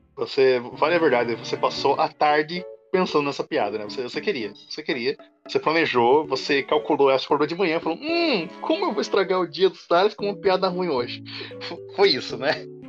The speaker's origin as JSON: {"language": "Portuguese", "country": "Brazil", "said": "nós somos brasileiros"}